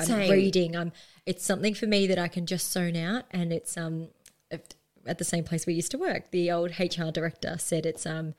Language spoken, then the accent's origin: English; Melbourne, Victoria, Australia; Okay, I grew up in Mordialloc, which is in Melbourne, Victoria, Australia, down the beach